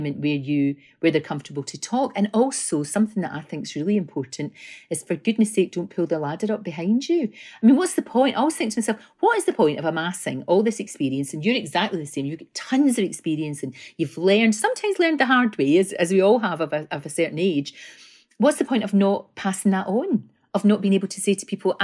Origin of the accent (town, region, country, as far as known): Scotland, United Kingdom